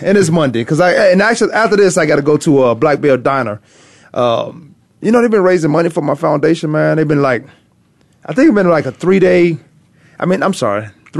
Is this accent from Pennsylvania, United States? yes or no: no; Virginia, United States; now in Arizona, United States; I'm from Virginia